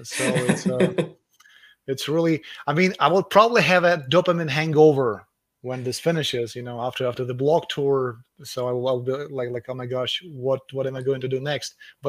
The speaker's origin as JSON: {"language": "English", "country": "Russia", "tie": "born or raised there", "moved": "as an adult", "said": "Yeah, I'm Russian, very much Russian. So I grew up in Russia. I lived in Russia for the first 21 years of my life. And actually, I was born in Soviet Union"}